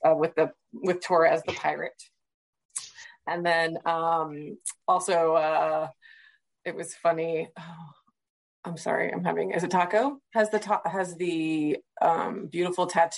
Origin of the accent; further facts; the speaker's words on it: Central Florida, United States; I'm from Central Florida